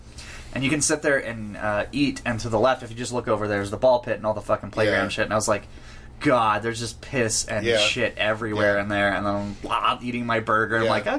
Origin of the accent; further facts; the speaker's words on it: New Mexico, United States; we're from New Mexico.